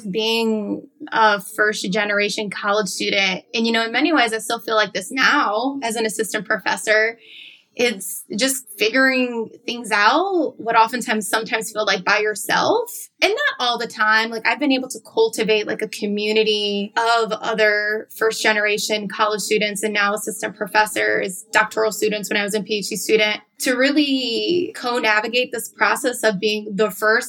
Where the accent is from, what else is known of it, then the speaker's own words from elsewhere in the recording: Chicago, Illinois, United States; validated my experiences as a young woman of color growing up in Chicago.